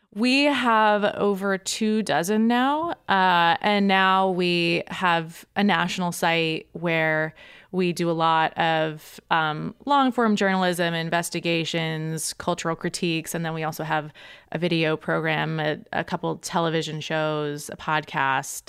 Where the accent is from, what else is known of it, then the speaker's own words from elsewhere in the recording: Boston, Massachusetts, United States; moved away as an adult; also born or lived in New York; I grew up uh, in the suburbs of Boston in Massachusetts